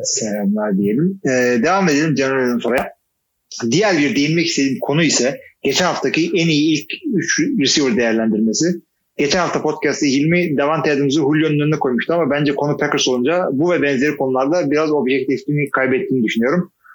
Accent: Istanbul, Turkey; moved away as an adult; also born or lived in Artvin; now in Ankara, Turkey; İstanbul'da doğdum büyüdüm ama 20 senedir de ben ne 20 senesi? 15 senedir de Ankara'da oturuyorum

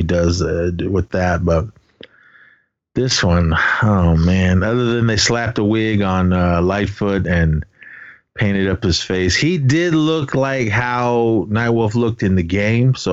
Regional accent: Navajo Nation, United States; I am Native American. My nation, I represent the Navajo Nation, Dene Ta

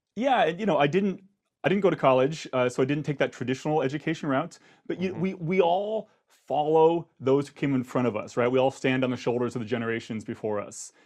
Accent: Akron, Ohio, United States; I grew up in Akron, Ohio

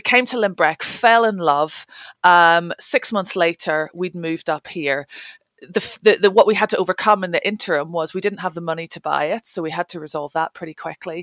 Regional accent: Northern Ireland, United Kingdom; moved away as an adult; also born or lived in London / Highlands, Scotland; now in Scottish Highlands, United Kingdom; I grew up in Northern Ireland, left there when I was 18 to go to university

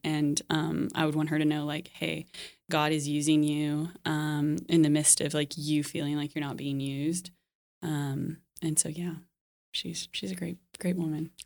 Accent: Dallas, Texas, United States; moved away; also born or lived in Lincoln, Nebraska / France; I'm from Dallas originally.

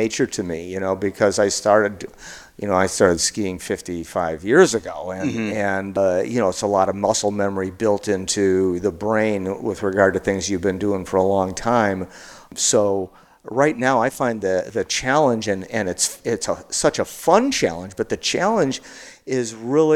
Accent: Chicago, Illinois, United States; now in New Mexico, United States; I grew up in Chicago

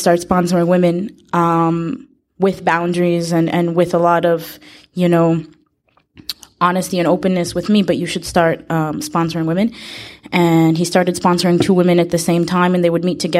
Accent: Israel; I'm from Israel

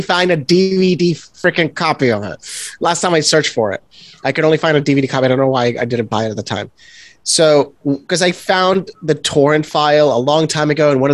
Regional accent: San Juan, Puerto Rico; I come from Puerto Rico

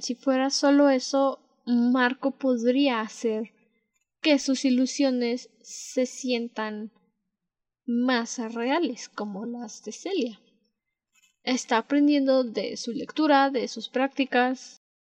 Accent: Mexico; las dos somos de México

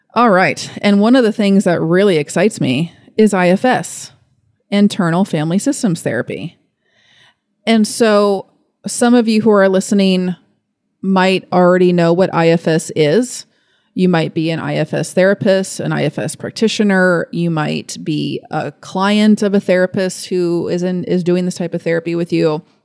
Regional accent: Fort Thomas, Kentucky, United States; also born or lived in Lexington, Kentucky; I'm from Fort Thomas. So I was born here. I was raised here

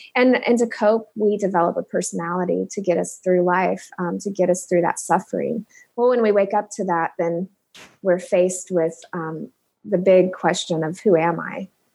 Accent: Indianapolis, Indiana, United States; moved away as an adult; also born or lived in Cincinnati, Ohio; now in Omaha, United States; I'm originally from Indianapolis, born in Cincinnati, um, moved to Indianapolis when I was two, and grew up

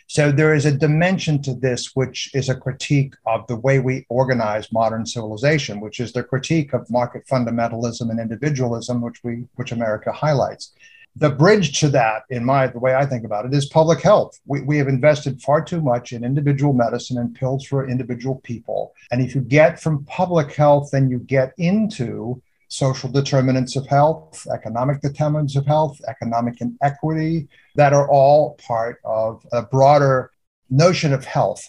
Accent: United Kingdom; moved away; I'm British. I was born in the UK

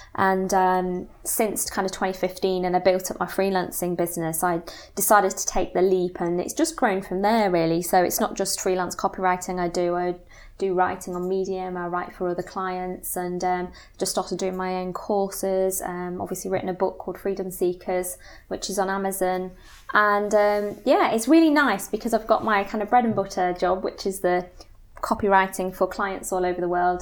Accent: Nottingham, East Midlands, United Kingdom; moved away as an adult; also born or lived in Cambridge; I'm originally from Nottingham

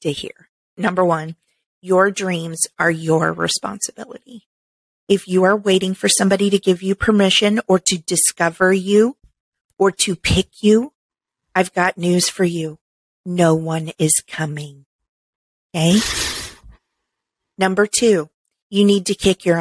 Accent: Midwest, United States; moved away; I was raised in the Midwest

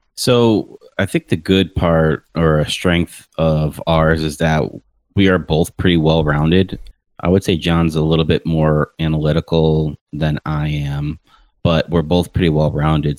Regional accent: Rochester, New York, United States; also born or lived in Tampa Bay, Florida; now in Tampa, United States; Rochester, New York, moved to Tampa Bay in 2003

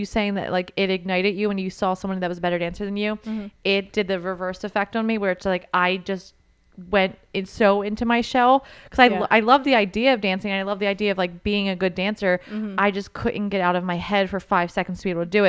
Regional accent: Philadelphia, Pennsylvania, United States; I grew up in Porchman, just a small neighborhood in Philly

